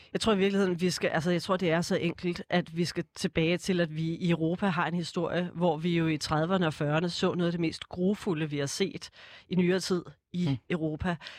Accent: Snekkersten, Capital Region of Denmark, Denmark; also born or lived in Copenhagen / Kastrup; født i København og vokset op de første 10 år ude i Kastrup i et rækkehuskvarter, øh, kvarter, okay. og så flyttede jeg til Snækkersten, da jeg var 10

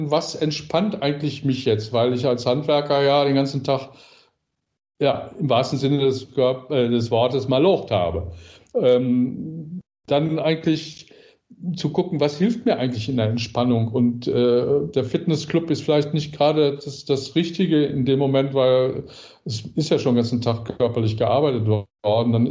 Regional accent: North Rhine-Westphalia, Germany; Ich sage immer das, ich bin ja aus dem Ruhrgebiet.

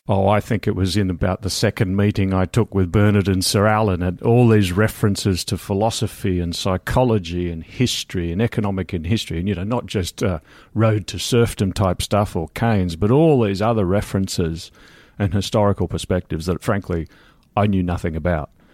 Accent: Australia; moved away as an adult; also born or lived in London, United Kingdom; now in Wimbledon, United Kingdom; I'm Australian.

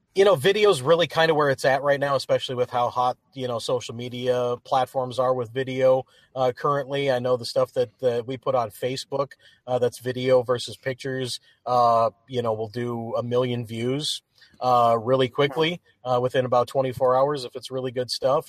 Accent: Upper Peninsula of Michigan, United States; I grew up in the Upper Peninsula of Michigan

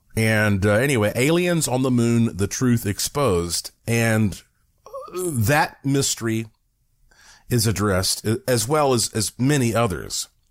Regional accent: Asheville, North Carolina, United States; moved away as an adult; now in Las Vegas area, United States; I was born and raised in Asheville, North Carolina.

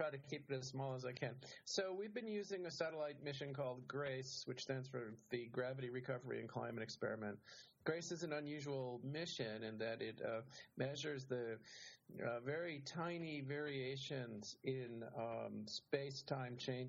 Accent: Rhode Island, United States; I grew up in Rhode Island.

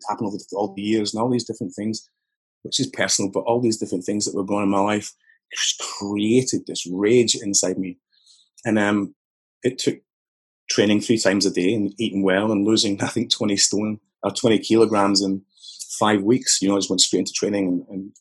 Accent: Newarthill, Scotland, United Kingdom; I grew up just outside Glasgow. I suppose it's southeast a little bit from Glasgow, but 15 miles, something like that, in a place called Newark Hill

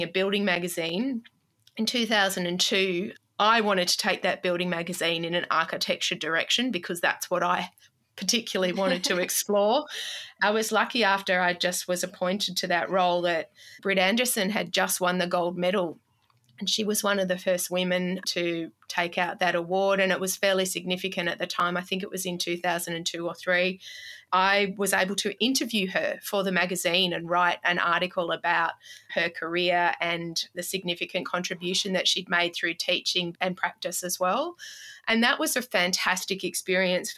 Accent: Melbourne, Victoria, Australia; I grew up in Melbourne

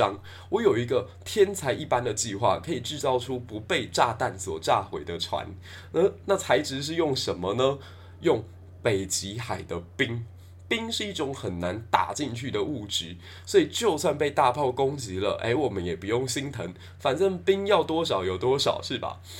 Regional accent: Taiwan; 那美国跟日本这一次的见面呢，最让我们台湾人振奋的是

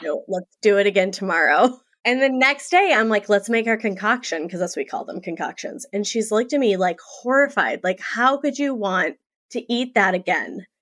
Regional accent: Saint Paul, Minnesota, United States; also born or lived in New York; I grew up in Saint Paul, Minnesota. I live outside of there

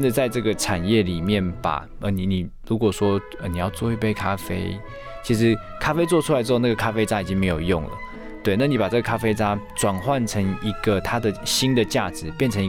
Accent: Taiwan; 我因为我就在台湾长大，那受教育、工作一路都在台湾，那我我最熟的也就是台湾

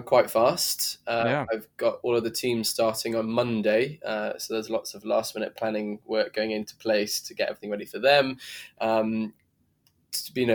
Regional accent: Leek, West Midlands, United Kingdom; I actually started in hospitality in a really small restaurant where I grew up in Staffordshire, a little town called Leek.

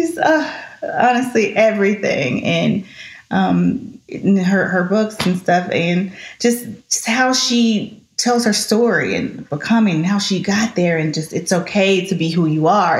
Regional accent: Shreveport, Louisiana, United States; moved away; I grew up in Shreveport

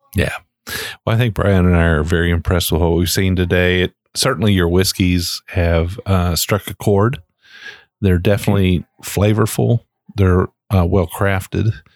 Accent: Shelby County, Kentucky, United States; we're from Shelby County. I'm from Shelby County.

